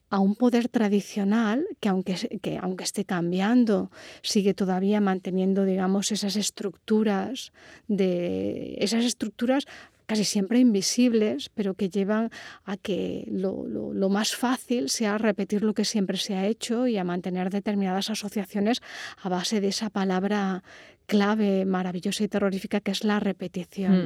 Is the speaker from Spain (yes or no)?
yes; Córdoba, Andalusia, Spain